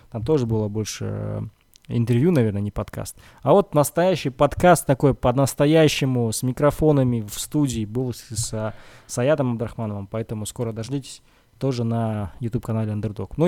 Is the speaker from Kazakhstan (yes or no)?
yes; Kazakhstan; Но могу сказать, что это казах. Я казах.